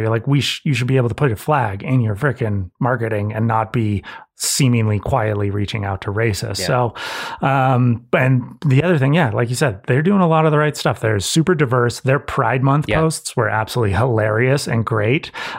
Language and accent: English; Santa Cruz, California, United States; I know, growing up in Santa Cruz, I went to a high school of like 2,000 kids and it was half Hispanic.